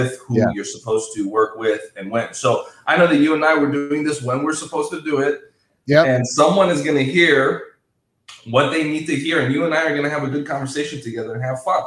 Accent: Minnesota, United States; moved away as an adult; also born or lived in Southern California; now in Los Angeles, United States; I was born and raised in Minnesota

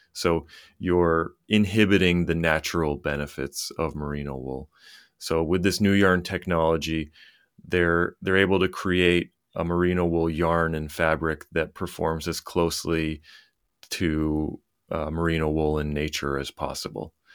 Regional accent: Lewiston, Maine, United States; I grew up in Lewiston, Maine, which is, um, about thirty miles north of Portland, Maine.

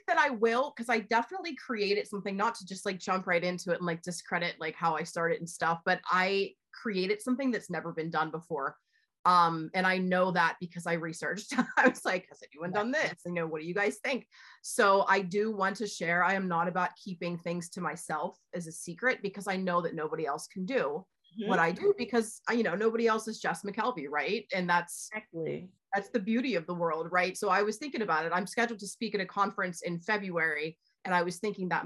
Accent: Pittsburgh, Pennsylvania, United States; I'm on the east side of Pittsburgh, about 15 minutes from the city. It's where I grew up

